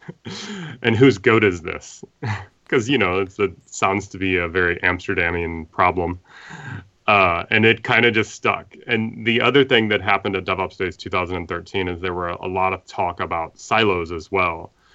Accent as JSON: {"language": "English", "region": "Midwest", "country": "United States", "said": "I'm from the Midwest, so, uh, we're in flyover country, and I've always lived in the Midwest."}